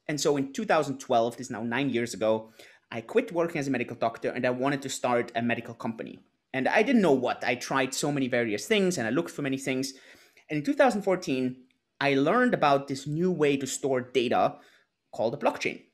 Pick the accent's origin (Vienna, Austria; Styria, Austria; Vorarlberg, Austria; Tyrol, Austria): Tyrol, Austria; Innsbruck; moved away; also born or lived in Lake Garda, Italy; I'm originally from Austria, uh, from Innsbruck, um, a little town in the mountains